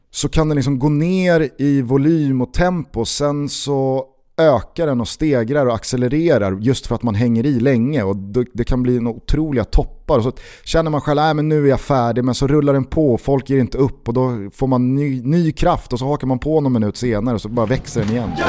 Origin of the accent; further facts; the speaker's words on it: Svealand, Sweden; Vi är från Sverige, ja men vi är från, vi är från Svealand.